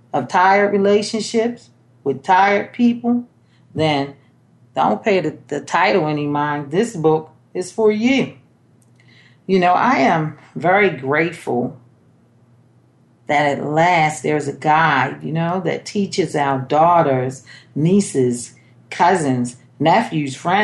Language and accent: English; Baltimore, Maryland, United States; I was born in Baltimore, Maryland